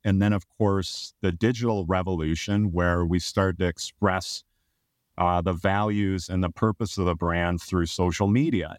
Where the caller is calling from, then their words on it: Portland, Oregon, United States; I am calling in from Portland, Oregon, in the Pacific Northwest.